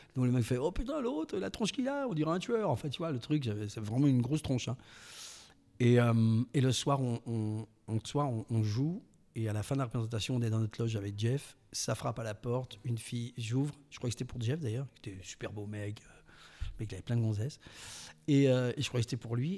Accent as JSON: {"language": "French", "town": "Mimizan", "region": "Nouvelle-Aquitaine", "country": "France", "tie": "born or raised there", "said": "je suis né au, je suis né à Mimisan"}